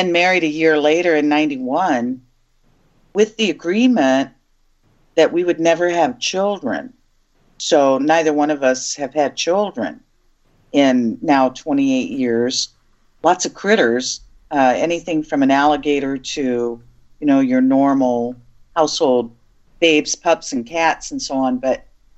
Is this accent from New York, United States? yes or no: no; Arizona, United States; I'm told I'm mixed native, French and Scottish as well, from Arizona with no Arkansas in our bloodline